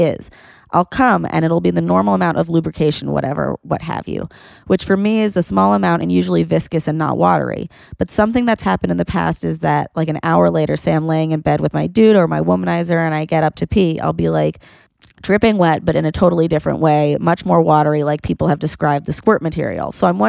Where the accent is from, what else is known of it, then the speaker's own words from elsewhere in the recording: Argentina; I'm from Argentina, by the way.